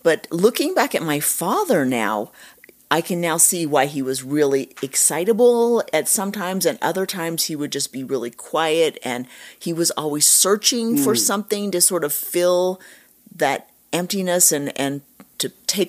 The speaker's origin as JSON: {"language": "English", "region": "Utah", "country": "United States", "tie": "born there", "said": "I was born in Utah and moved all over. I went to a different school every year of my life."}